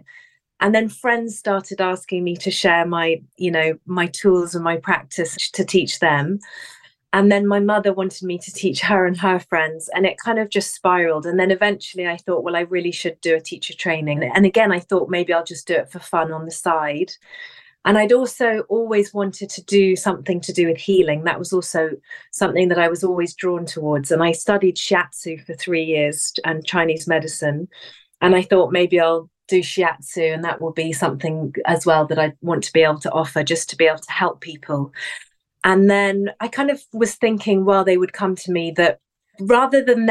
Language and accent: English; England, United Kingdom; now in London, United Kingdom; I'm from England. I was born here, raised here.